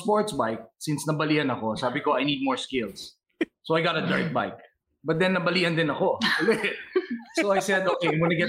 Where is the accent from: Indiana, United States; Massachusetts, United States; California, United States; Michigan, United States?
California, United States; San Francisco Bay Area; moved away; I'm from the San Francisco Bay Area